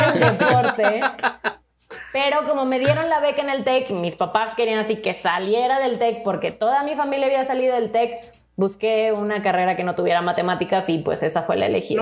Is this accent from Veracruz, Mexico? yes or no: no; Monterrey, Nuevo León, Mexico; moved away as an adult; now in Mexico City, Mexico; soy de Monterrey. Tengo cuatro años que me mudé aquí a la Ciudad de México